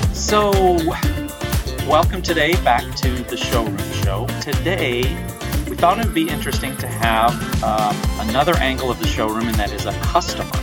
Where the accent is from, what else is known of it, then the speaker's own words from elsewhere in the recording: Flint, Michigan, United States; moved away; I'm from Flint